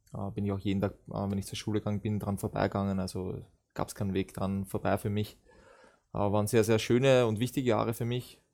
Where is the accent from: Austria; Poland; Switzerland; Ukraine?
Austria; Vienna; moved away as an adult; now in Germany; ich bin in Wien groß, groß geworden, geboren dort